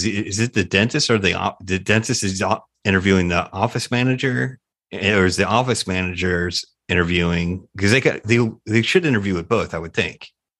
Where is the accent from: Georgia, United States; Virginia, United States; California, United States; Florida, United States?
Florida, United States; Tampa; I'm from Tampa originally, and there's a lot of call centers.